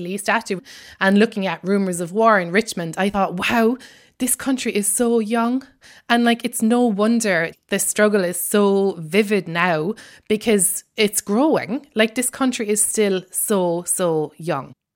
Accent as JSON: {"language": "English", "country": "Ireland", "accent": "Irish", "moved": "yes", "lives_now": "United States", "said": "I'm Irish, and in case my accent wasn't obvious enough"}